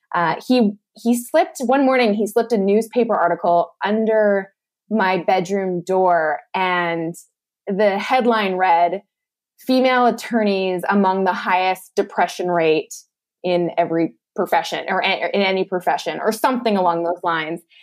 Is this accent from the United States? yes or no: no; Lethbridge, Alberta, Canada; moved away as an adult; also born or lived in Malaysia; moved back home to my hometown uh, of Lethbridge, Alberta, and was living back in my parents' basement.